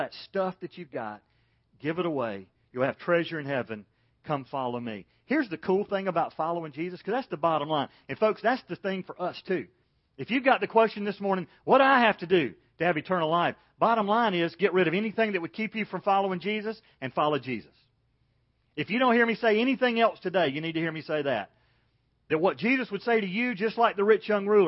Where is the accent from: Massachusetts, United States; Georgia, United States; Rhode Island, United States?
Georgia, United States; Macon; When I was growing up in Macon, Georgia